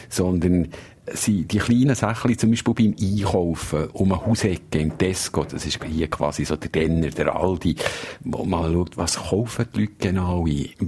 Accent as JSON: {"language": "German", "country": "Switzerland", "lives_now": "United Kingdom", "said": "als Korrespondent, als Auslandschweizer zu merken, dass die Schweiz irgendwie nicht der Nabu vor der Welt ist."}